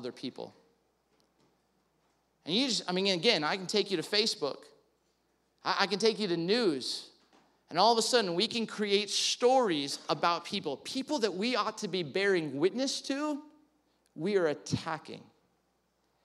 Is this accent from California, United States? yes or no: yes; California, United States; growing up in California